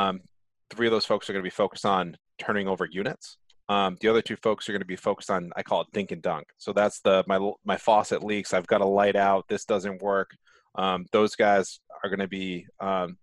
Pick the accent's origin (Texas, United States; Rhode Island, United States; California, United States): Rhode Island, United States; accent: Rhode Island; my Rhode Island accent